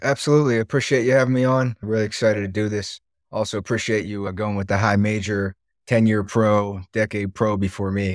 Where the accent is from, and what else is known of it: Cranberry Township, Pennsylvania, United States; born or raised there